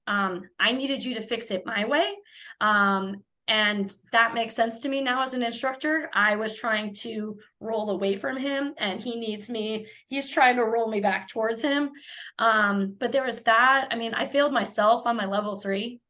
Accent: Minnesota, United States; moved away as an adult; also born or lived in San Diego, California; now in Menifee, United States; not originally Southern California. I claim to be from Minnesota, uh, but I've been in California for 19 years

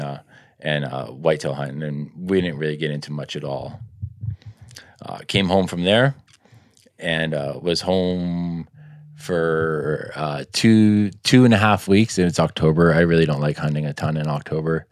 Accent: Richmond, British Columbia, Canada; grew up in Richmond, playing some hockey

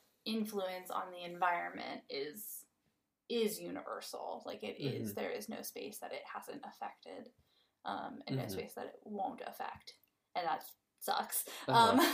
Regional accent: Midwest, United States; I'm from the Midwest, so I'm used to, like, vast tracts of unpopulated by human land, but so much of it is still, it's farmland, right?

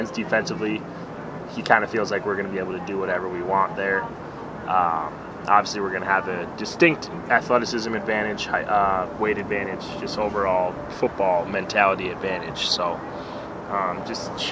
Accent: Cleveland, Ohio, United States; I'm from Cleveland

